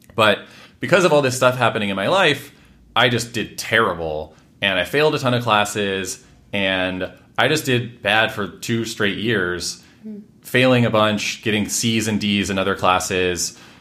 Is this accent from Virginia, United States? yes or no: no; Washington, United States; also born or lived in Redmond / Bellingham / Everett / Mill Creek; I grew up in Washington State, lived quite a few places there, um, what, Redmond. Bellingham, which is right up at the border with Canada, mm-hmm. Everett, Mill Creek